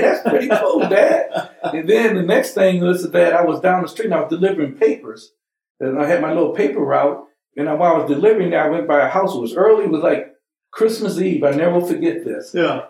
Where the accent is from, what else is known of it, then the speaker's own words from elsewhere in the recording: Huntsville, Alabama, United States; now in Michigan, United States; I was born in Huntsville, Alabama